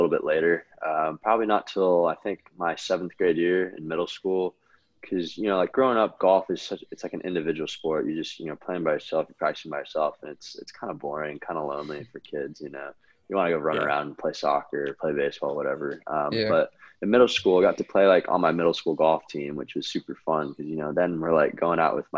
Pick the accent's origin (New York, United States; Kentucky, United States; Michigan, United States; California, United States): California, United States; I grew up in California